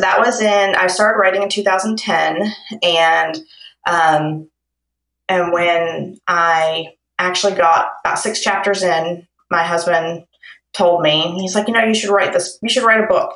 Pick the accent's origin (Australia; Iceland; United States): United States; Lexington, Kentucky; I'm from Kentucky in Lexington.